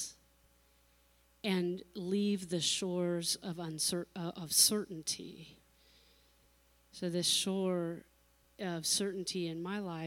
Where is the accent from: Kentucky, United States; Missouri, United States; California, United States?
California, United States; I grew up in California in the ocean